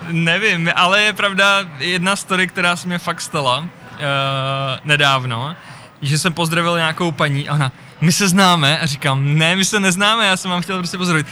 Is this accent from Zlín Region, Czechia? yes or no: yes; Zlín, Zlín Region, Czechia; moved away as an adult; also born or lived in Prague; Jsem Zlíňák, žil jsem nějakou dobu v Praze a teď jsem zpátky ve Zlíně